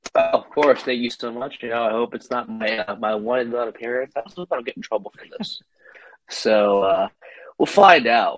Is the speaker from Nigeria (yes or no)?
no; Miami, Florida, United States; moved away; I'm from Miami